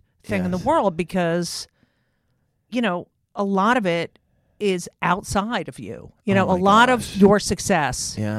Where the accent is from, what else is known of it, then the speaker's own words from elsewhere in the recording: New Jersey, United States; Oh, I love. Yeah. Well, I'm from New Jersey.